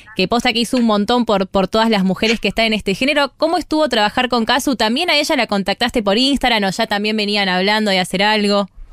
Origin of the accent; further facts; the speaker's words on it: Monte Grande, Buenos Aires Province, Argentina; soy más de Monte Grande